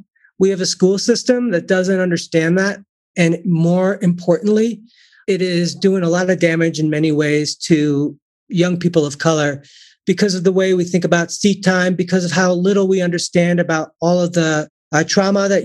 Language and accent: English; Chicago, Illinois, United States; I was born and raised in Chicago